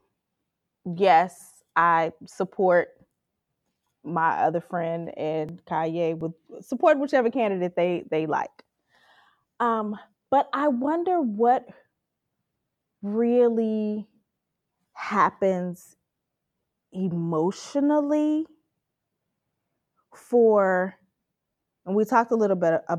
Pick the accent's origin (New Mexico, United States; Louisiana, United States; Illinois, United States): Illinois, United States; Chicago; I'm from Chicago